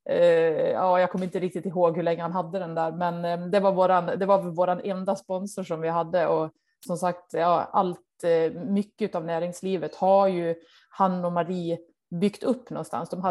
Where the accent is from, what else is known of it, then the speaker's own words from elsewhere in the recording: Dalarna County, Sweden; now in Norway; Nej, jag känner mig som eh, en svensk i Norge.